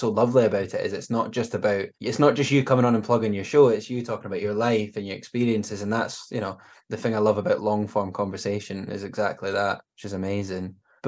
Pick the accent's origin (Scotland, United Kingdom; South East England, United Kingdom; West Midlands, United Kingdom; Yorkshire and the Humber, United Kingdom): Scotland, United Kingdom; As a Scottish person